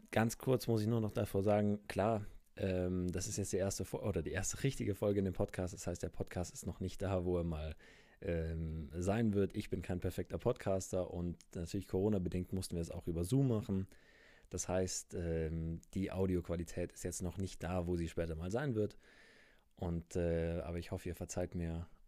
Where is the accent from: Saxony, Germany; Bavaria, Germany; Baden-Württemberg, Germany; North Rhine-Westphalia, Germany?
Baden-Württemberg, Germany; Ravensburg; also born or lived in Munich; ich komme auch ursprünglich aus Ravensburg oder sogar ursprünglich aus München, dann über Ravensburg.